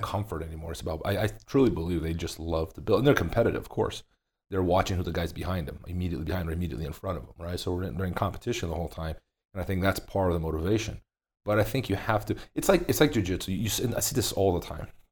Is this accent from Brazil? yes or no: yes; Brazil; now in Las Vegas, United States; I grew up in Brazil.